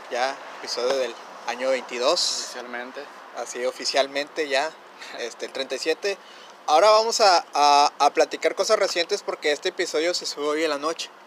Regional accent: northern border, Mexico; Aquí en Frontera somos más de Santa Claus y más gabacho

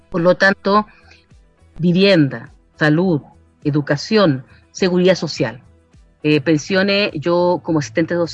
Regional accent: San Felipe, Valparaíso, Chile; born there; now in Putaendo, Chile; yo eh, nací en San Felipe, pero como te digo, llegué en 94, mi marido es putaendino.

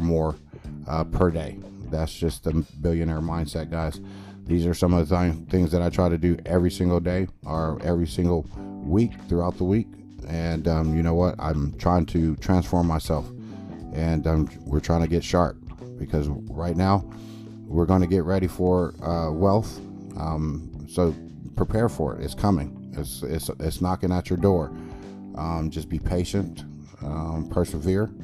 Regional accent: California, United States; moved away; also born or lived in Midwest / Texas; I grew up in California all day where it's hustle and bustle and everybody is just mean

